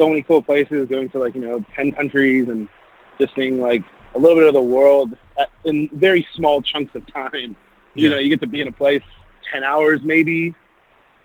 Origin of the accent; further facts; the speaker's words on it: Los Angeles, California, United States; Born and bred in Los Angeles, California